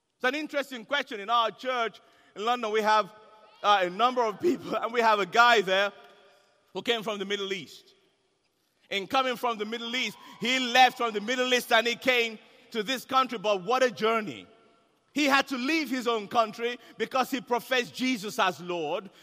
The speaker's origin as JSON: {"language": "English", "country": "Nigeria", "said": "I'm Nigerian"}